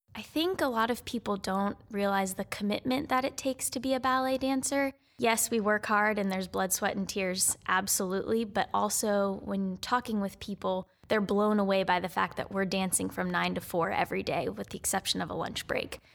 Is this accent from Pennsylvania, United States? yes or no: yes; Pittsburgh, Pennsylvania, United States; moved away as an adult; also born or lived in New Jersey; now in Fort Wayne, United States; I am originally from Pittsburgh, Pennsylvania